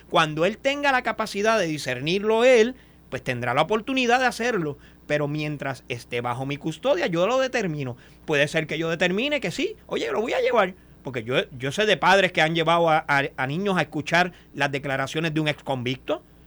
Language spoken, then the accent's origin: Spanish; Boquerón, Cabo Rojo, Puerto Rico; en Boquerón, en mi pueblo